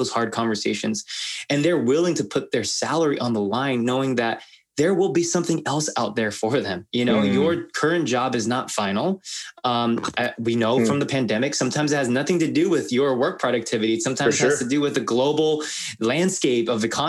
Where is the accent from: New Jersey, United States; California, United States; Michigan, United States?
California, United States; Los Angeles; I'm Asian American. My parents immigrated from Korea and I was born